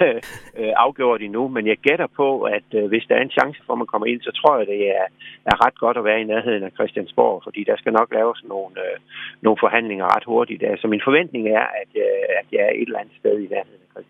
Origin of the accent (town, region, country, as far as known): Skærbæk, Southern Denmark, Denmark; born or raised there; also born or lived in Varde / Sommersted